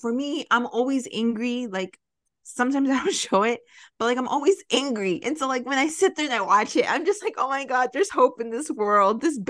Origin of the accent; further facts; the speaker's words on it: Chicago, Illinois, United States; Maybe it's just being a Chicagoan.